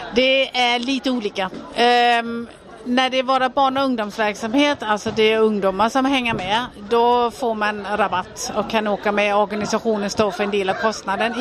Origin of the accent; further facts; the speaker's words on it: Denmark; now in Sweden; Jag är född och uppvuxen i Danmark